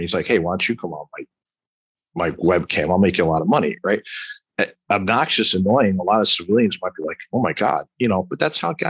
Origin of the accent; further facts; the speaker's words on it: New York, United States; Well, when I joined the military, I used to talk like this, all right, because I'm originally from Long Island, right?